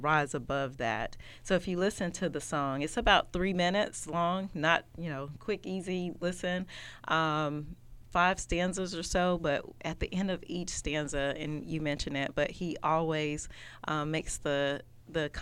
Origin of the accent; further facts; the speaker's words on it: South Carolina, United States; being a young kid growing up in South Carolina